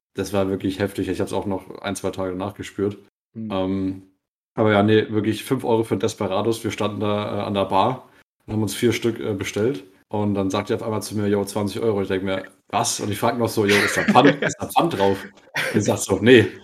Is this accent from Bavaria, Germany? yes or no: yes; Bavaria, Germany; bei uns in Bayern